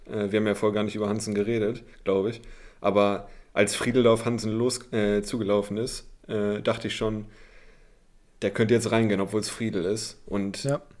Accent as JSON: {"language": "German", "region": "Bremen", "country": "Germany", "said": "als Bremer, ist, ich weiß das einzuordnen"}